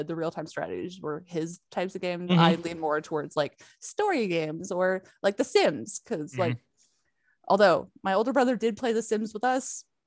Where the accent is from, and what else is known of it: Canada